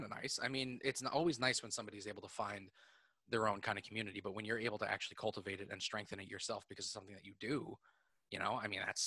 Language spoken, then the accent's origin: English; New York City, New York, United States; I was born in Manhattan